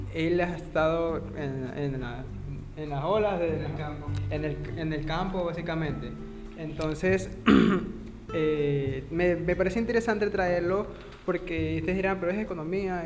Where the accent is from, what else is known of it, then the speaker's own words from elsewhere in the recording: Ecuador; yo soy de Ecuador